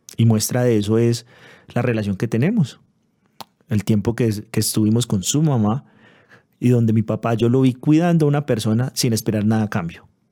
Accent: Manizales, Caldas, Colombia; also born or lived in Pereira; Nosotros que somos de Manizales

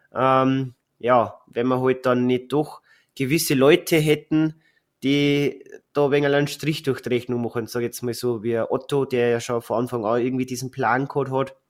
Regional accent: Bavaria, Germany; bei uns in Bayern

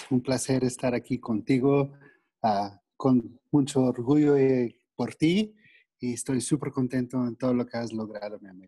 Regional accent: Austin, Texas, United States; Spanish is a second language; moved away as an adult; also born or lived in San Marcos, Texas; now in Mexico; soy originalmente de Texas, ah, vive los tejanos. Cuando llegué aquí a México me dicen, ¿eres gringo o eres americano? ¿Cómo te gusta que nos te digamos, no? Y yo dije, tejano, porque de Texas a veces creemos que somos de otro

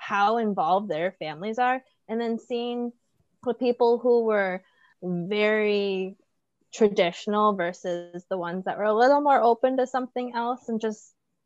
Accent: Milwaukee, Wisconsin, United States; Milwaukee. They're like, where's that? I'm like, Wisconsin

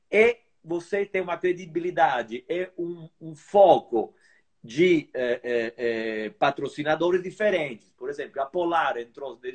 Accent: Brazil; Além de eu ser meio brasileiro ou meio italiano, eu sou brasileiro, claro

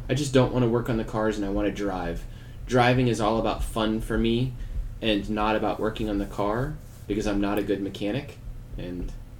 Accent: Texas, United States; I eat a lot of tacos, so I'm glad we're Texan.

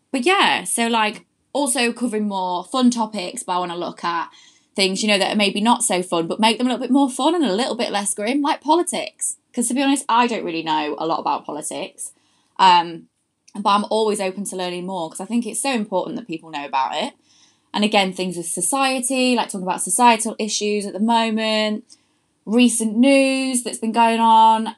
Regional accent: Louth, East Midlands, United Kingdom; now in London, United Kingdom; I'm from a lovely little place called Louth, which is in Lincolnshire

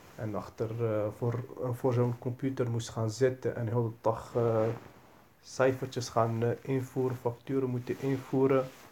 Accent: Rotterdam, South Holland, Netherlands; Ik kom uit Rotterdam.

